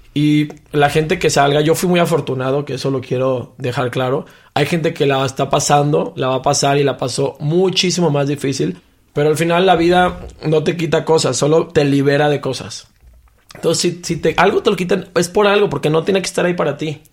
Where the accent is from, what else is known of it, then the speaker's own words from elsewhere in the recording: Mexico; Como mexicano